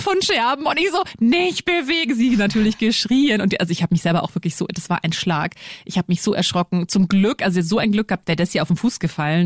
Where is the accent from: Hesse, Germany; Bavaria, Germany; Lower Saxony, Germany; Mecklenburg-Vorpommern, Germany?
Bavaria, Germany; Lower; Du, ich bin ja auch in Niederbayern aufgewachsen